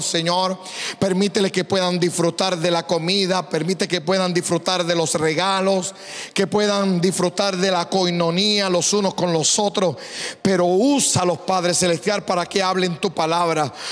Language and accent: Spanish; Puerto Rico; also born or lived in Decíamos allá en mi país; now in St. Louis, United States